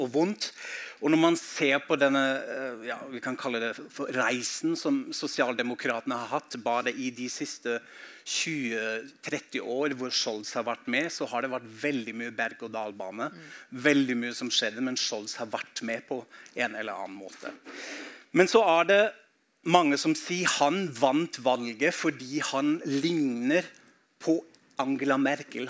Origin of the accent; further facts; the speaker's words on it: Germany; Norwegian is a second language; now in Norway; samtidig har jeg innvandret inn i Norge, har et blikk på hjemlandet mitt